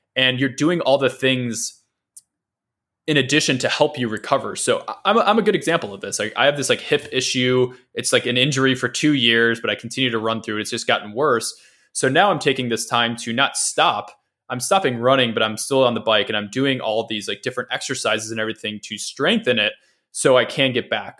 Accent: Midwest, United States; also born or lived in Dallas, Texas; now in San Francisco, United States; growing up in the Midwest

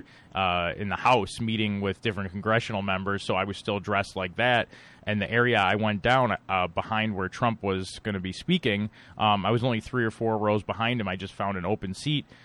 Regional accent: Buffalo, New York, United States; Buffalo, which I know well because it's my hometown. I still live here

